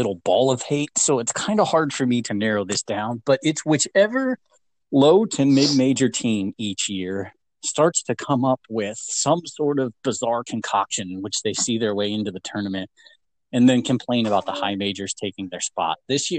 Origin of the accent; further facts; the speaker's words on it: Dayton, Ohio, United States; from where we grew up in Dayton.